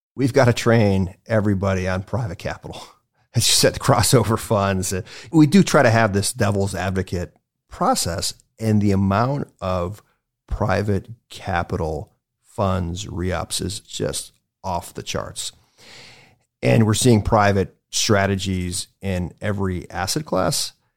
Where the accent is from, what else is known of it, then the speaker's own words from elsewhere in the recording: Cleveland, Ohio, United States; also born or lived in White Plains, New York; I was born in White Plains, New York, but I grew up in Cleveland